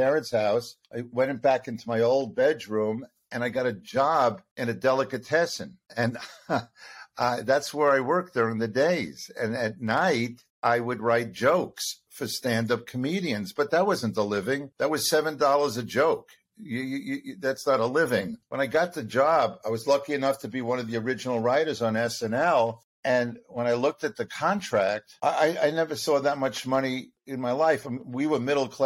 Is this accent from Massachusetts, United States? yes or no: no; Long Island, New York, United States; also born or lived in Brooklyn, New York / Buffalo, New York; I was born in Brooklyn, was raised on Long Island